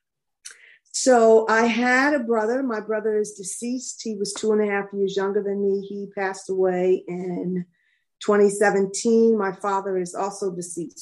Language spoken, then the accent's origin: English; Trenton, New Jersey, United States; I was born and raised in Trenton, New Jersey.